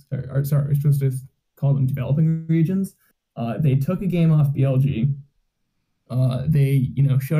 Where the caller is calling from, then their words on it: Washington, District of Columbia, United States; I am calling from the beautiful city of Washington, D.C.